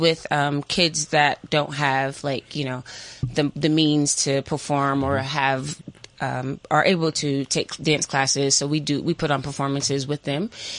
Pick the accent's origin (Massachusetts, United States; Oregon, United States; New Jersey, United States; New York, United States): Massachusetts, United States; now in Las Vegas, United States; I'm originally from Massachusetts, but I live in Las Vegas.